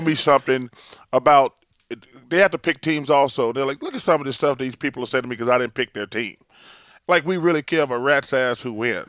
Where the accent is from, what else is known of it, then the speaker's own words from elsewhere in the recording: Alabama, United States; moved away; also born or lived in Philadelphia; growing up in Alabama, my grandmother, who's the greatest person in my life ever, we, you know, we grew up really poor.